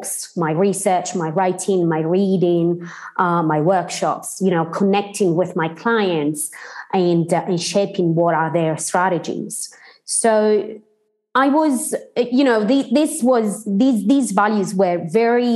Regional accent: Sardinia, Italy; English is a second language; moved away as an adult; also born or lived in Cambridge, United Kingdom; I'm precisely from Sardinia. I grew up in the Sardinian countryside until I was 19 years old.

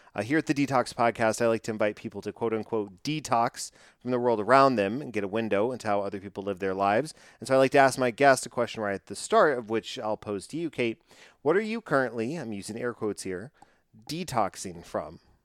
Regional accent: Texas, United States; I'm from Texas

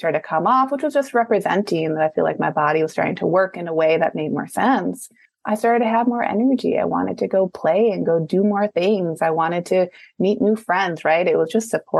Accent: Midwest, United States; also born or lived in Minneapolis, Minnesota; I'm from the Midwest. So at that time I was Minneapolis.

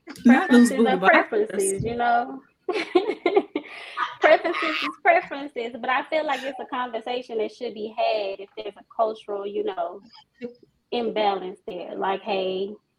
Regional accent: Bogalusa, Louisiana, United States; now in Gonzales, United States; I'm from Bogalusa, but I live in Gonzales.

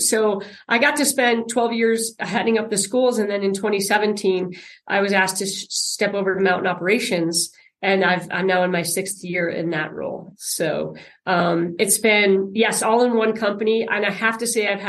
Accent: Aspen, Colorado, United States; also born or lived in Cleveland, Ohio; I grew up here in the Aspen Valley. My parents moved my twin sister and I here when we were 3 years old from Cleveland, Ohio

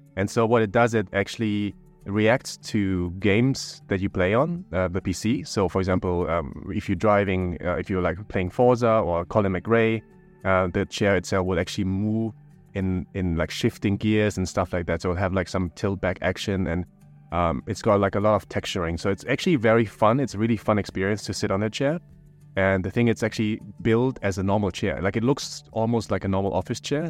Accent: Germany; now in Bangkok, Thailand; I'm also from Germany in a sense

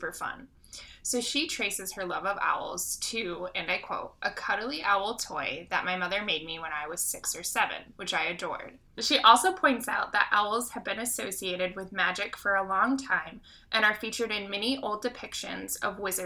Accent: Grand Rapids, Michigan, United States; I'm from Grand Rapids.

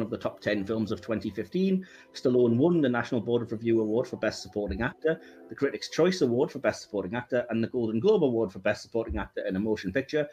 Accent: England, United Kingdom; as an English guy

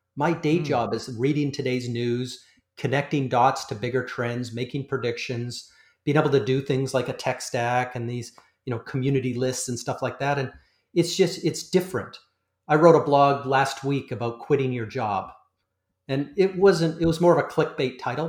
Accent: Canada; I'm a Canadian

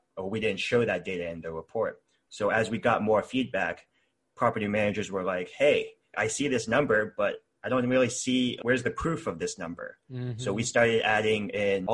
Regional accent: Texas, United States; moved away as an adult; now in Seattle, United States; I was born in Texas and lived there for 21 years. And now I live in Seattle.

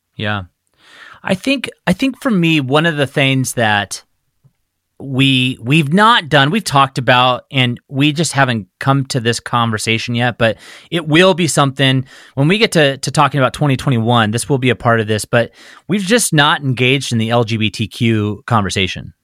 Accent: Phoenix, Arizona, United States; now in Spokane, United States; I grew up in the Southwest, in Arizona, in Phoenix.

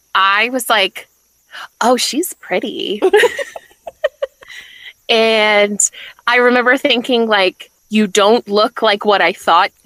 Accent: Topeka, Kansas, United States; moved away as an adult; also born or lived in North Carolina; So I was 21, living in my hometown of Topeka, Kansas.

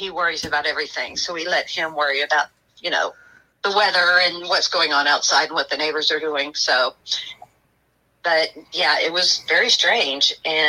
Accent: Texas, United States; I'm from Texas

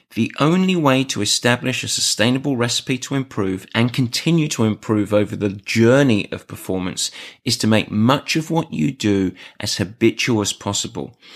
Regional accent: England, United Kingdom; I'm English

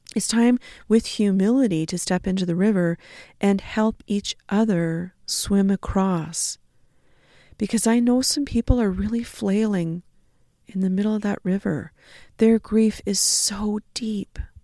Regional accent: Canada; being Canadian settler folks

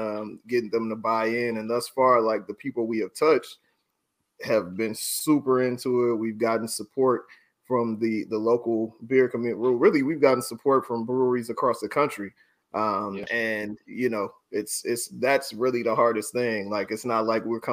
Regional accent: Oakland, California, United States; I'm from East Oakland.

